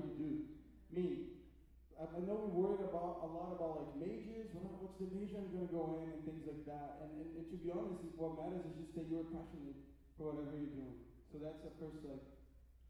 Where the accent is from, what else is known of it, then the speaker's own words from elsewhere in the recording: Brazil; moved away; I'm from Brazil originally